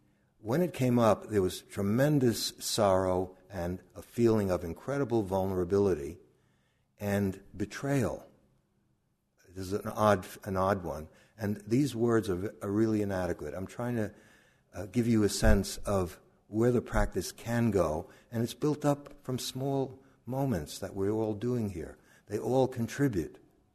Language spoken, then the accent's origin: English; Brooklyn, New York, United States; We grew up in near Coney Island, Brooklyn and the Atlantic Ocean.